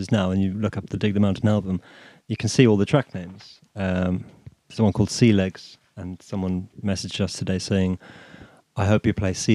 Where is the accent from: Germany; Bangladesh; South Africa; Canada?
South Africa; moved away; I come from South Africa